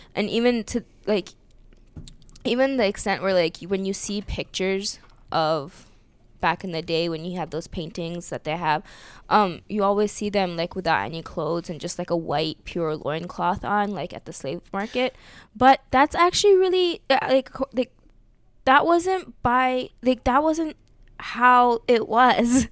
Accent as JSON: {"language": "English", "country": "United States", "tie": "born or raised there", "said": "I grew up in America and I learned American history"}